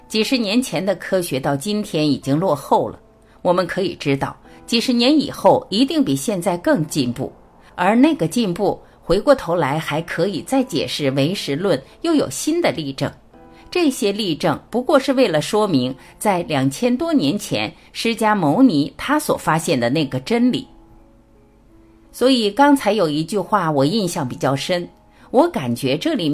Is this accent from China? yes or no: yes; China; 人家说我们中国人没有理论。